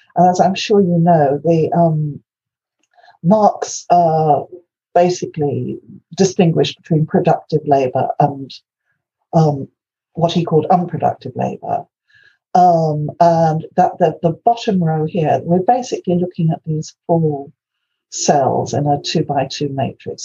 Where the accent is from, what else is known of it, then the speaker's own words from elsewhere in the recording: Wales, United Kingdom; first language Welsh; English is a second language; my native tongue is Welsh